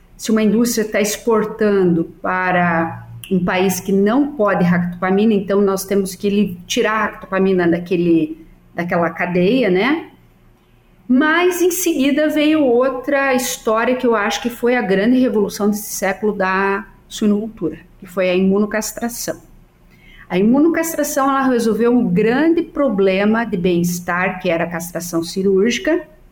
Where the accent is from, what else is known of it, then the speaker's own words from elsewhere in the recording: Salto Veloso, Santa Catarina, Brazil; moved away; eu tenho meu tio que é agrônomo em Salto Veloso, é agrônomo da prefeitura, e meus primos que trabalham